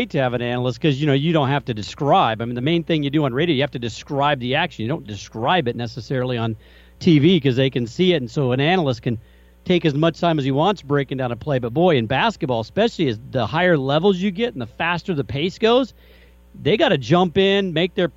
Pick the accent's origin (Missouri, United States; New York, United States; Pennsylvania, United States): Missouri, United States; Kansas City; moved away; I grew up in Missouri, and my dad instilled in me a deep hatred for the Jayhawks as a Mizzou fan